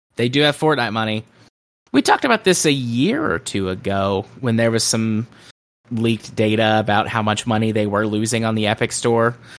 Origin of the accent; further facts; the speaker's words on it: the South, United States; I'm from the South